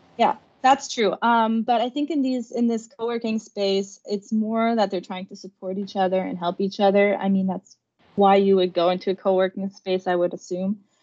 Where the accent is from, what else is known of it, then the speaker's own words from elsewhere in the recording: Germany; now in United States; I grew up in Germany